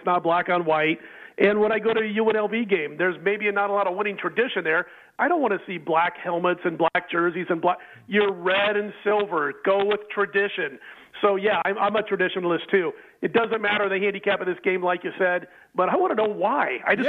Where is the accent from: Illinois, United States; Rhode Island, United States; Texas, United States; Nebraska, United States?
Nebraska, United States; I grew up in Nebraska.